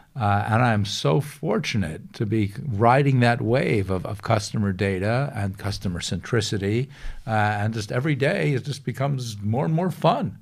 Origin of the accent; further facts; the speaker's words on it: Long Island, New York, United States; I grew up in New York, uh, on Long Island